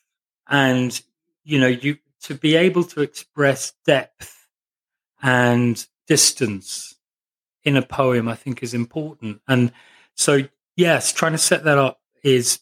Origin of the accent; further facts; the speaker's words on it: Northamptonshire, East Midlands, United Kingdom; I grew up in Northamptonshire